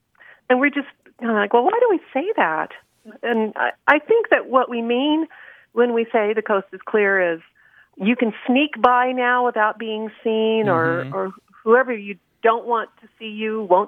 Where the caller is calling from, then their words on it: Vancouver, Washington, United States; I'm calling from Vancouver, Washington.